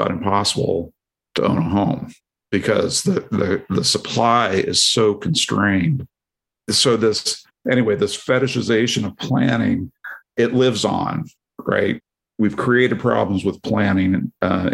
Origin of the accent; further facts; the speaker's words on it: Portland, Oregon, United States; I come from the Portland, Oregon area